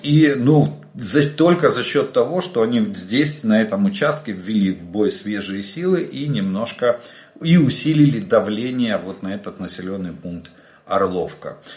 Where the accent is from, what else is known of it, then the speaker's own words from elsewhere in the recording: Ukraine; мы из Украины